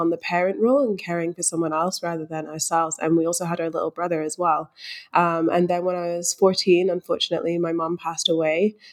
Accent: Scotland, United Kingdom; moved away as an adult; also born or lived in London; now in Melbourne, Australia; I was born in London, but I spent most of my life in Scotland, so I just say I'm from Scotland.

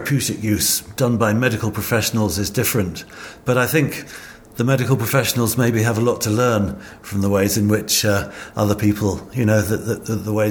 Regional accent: United Kingdom; growing up in British youth culture

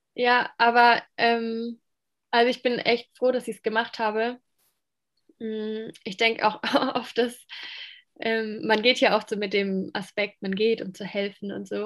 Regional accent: Landau, Rhineland-Palatinate, Germany; moved away as an adult; also born or lived in Romania / Moldova; now in Ludwigsburg, Germany; ich ähm, bin mehr oder weniger aufgewachsen in Landau

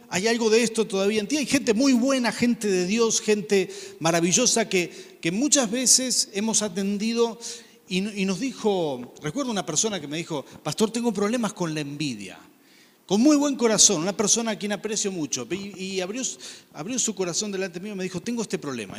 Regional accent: Rafaela, Santa Fe, Argentina; cuando crecí en Rafaela, teníamos una casa de fin de semana en Santa Fe

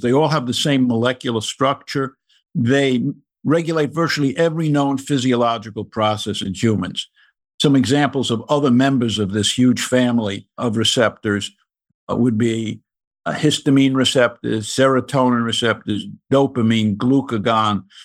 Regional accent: New York City, New York, United States; moved away as an adult; also born or lived in Maryland / Massachusetts / North Carolina; I grew up in the Bronx in the nineteen forties and nineteen fifties

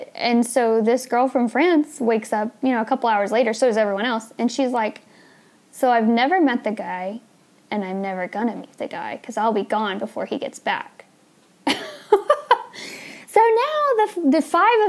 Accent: United States; as an American

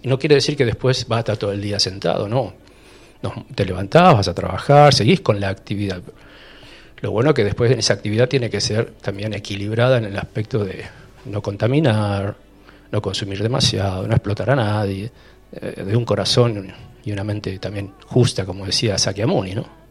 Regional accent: Rosario, Santa Fe, Argentina; moved away as an adult; also born or lived in Europe / Spain; now in Capilla del Monte, Argentina; en Rosario, soy rosarino

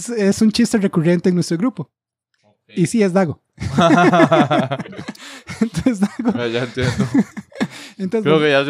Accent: United States; Spanish is a second language; como yo soy la gringa

